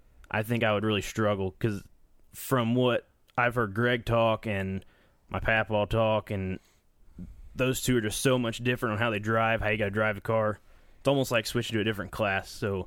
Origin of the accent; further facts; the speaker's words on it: Columbus, United States; I'm from Columbus